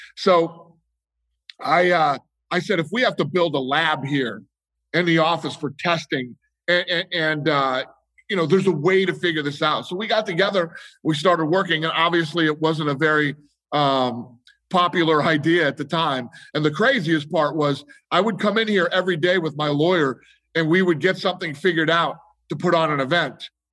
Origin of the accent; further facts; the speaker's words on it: Las Vegas, Nevada, United States; I grew up here in Vegas